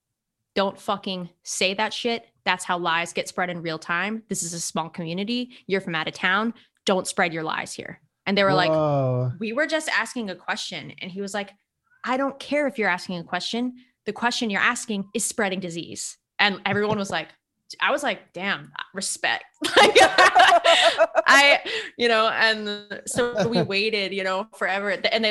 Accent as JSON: {"language": "English", "region": "California", "country": "United States", "said": "We're from California. We don't have lines there."}